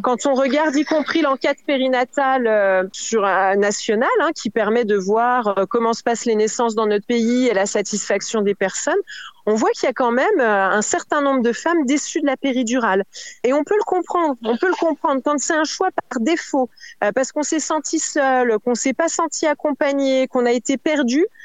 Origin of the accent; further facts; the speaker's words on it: France; chez nous en France